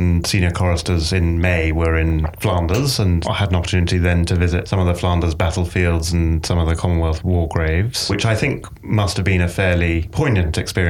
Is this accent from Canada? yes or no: no; England, United Kingdom; I grew up in England